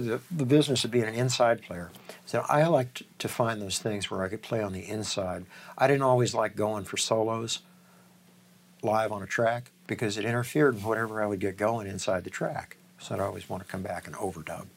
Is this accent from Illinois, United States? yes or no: yes; Peoria, Illinois, United States; moved away; Growing up in Illinois